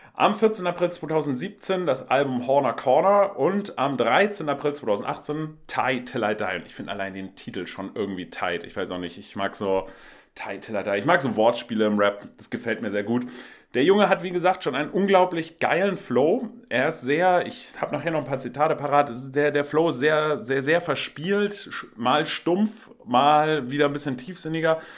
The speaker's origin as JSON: {"language": "German", "region": "Hamburg", "country": "Germany", "said": "Ich komme ja auch aus Hamburg, bin äh, Lokalpatriot"}